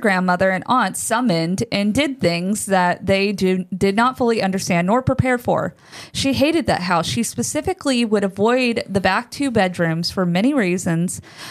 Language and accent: English; Texas, United States; Now, also, I was born and raised in Texas, as was my mother. So all of these stories happen somewhere in Texas.